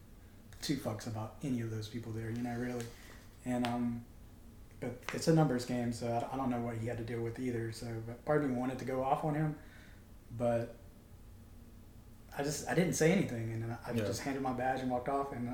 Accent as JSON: {"language": "English", "town": "Mobile", "region": "Alabama", "country": "United States", "said": "I'm a kid from Mobile"}